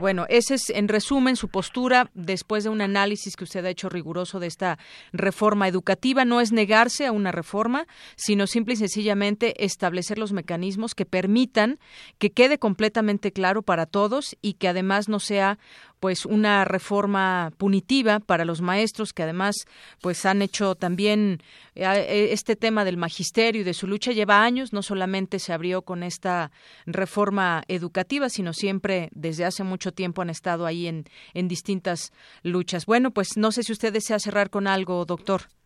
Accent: Mexico; nos corresponde como, como ciudadanos, como mexicanos

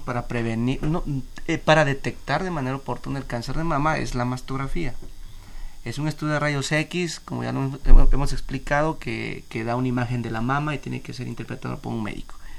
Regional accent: Mexico

